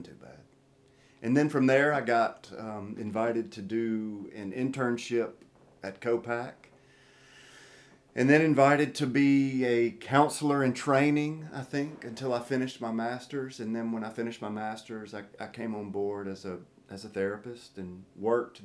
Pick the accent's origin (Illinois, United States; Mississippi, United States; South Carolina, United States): Mississippi, United States; Tupelo; moved away as an adult; now in Hinds County, United States; I'm from Tupelo, Mississippi, married my way to the Hinds County area.